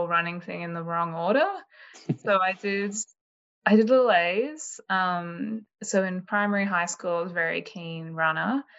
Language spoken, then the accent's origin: English; Canberra, Australian Capital Territory, Australia; moved away as an adult; also born or lived in Sydney; I grew up in Canberra, moved to Sydney for uni.